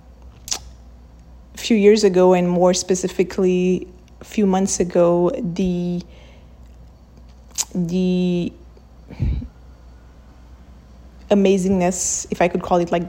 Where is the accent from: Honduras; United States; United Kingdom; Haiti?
Haiti; I'm from Haiti